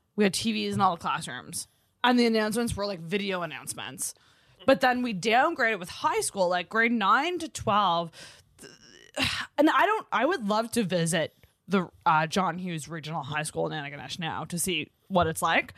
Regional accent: Antigonish, Nova Scotia, Canada; I'm from Agenesh

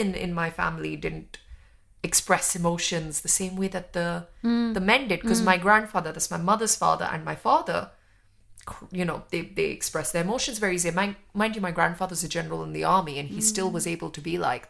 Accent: New Delhi, Delhi, India; moved away; where I lived in New Delhi

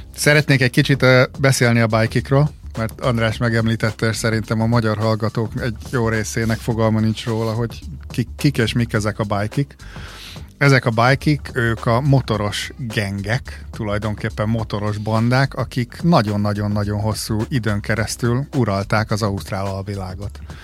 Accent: Hungary; now in Australia; én amikor fölnőttem Magyarországon

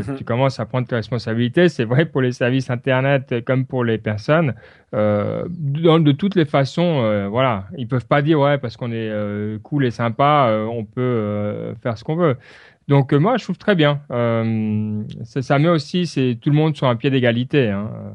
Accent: Switzerland; chez nous en Suisse

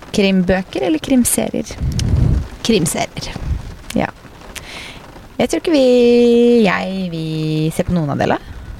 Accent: Fredrikstad, Østfold, Norway; now in Oslo, Norway; Hjemme i Fredrikstad

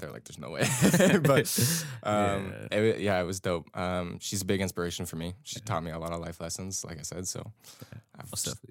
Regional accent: Toronto, Ontario, Canada; Like you said, I'm a photographer from Toronto.

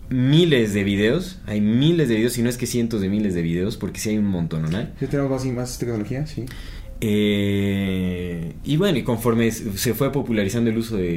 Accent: Querétaro, Mexico; soy de Querétaro y mi escuela estaba cerca a los arcos, cerca de los arcos. Los arcos están bien chidos.

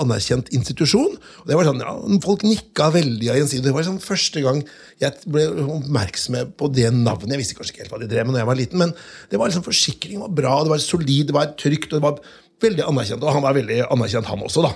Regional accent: Notodden, Telemark, Norway; jeg vokste jo opp på Notodden

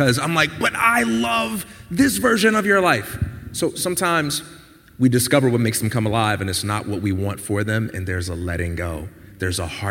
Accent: Chicago, Illinois, United States; I'm from Chicago

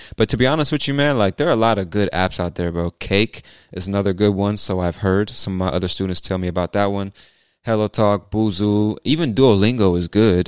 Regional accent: California, United States; now in Georgia, United States; I'm from the U S, but I've lived in a bunch of different cities. So, I spent the first half of my life in California and the second half in Georgia.

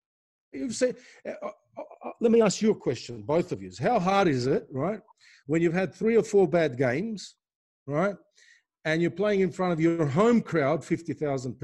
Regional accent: Australia; moved away; growing up in Australia

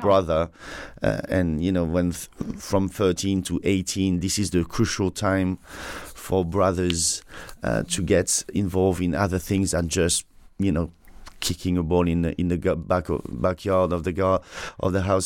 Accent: Saint-Tropez, Provence-Alpes-Côte d'Azur, France; English is a second language; moved away; I was born in Saint-Tropez

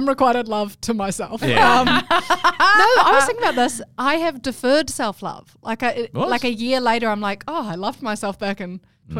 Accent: New Zealand; now in Australia; I could renounce my New Zealand citizenship. I am an Australian citizen as well now.

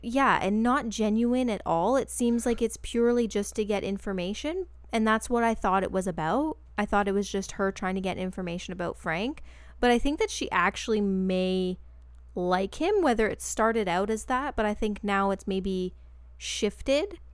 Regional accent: Canada; a Canadian who was obsessed with boy bands in two thousand and two

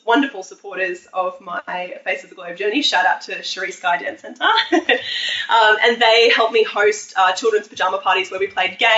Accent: Australia; I come from Australia

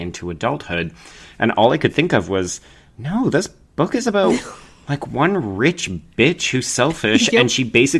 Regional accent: Calgary, Alberta, Canada; I grew up in Calgary, which is a fairly big city out west.

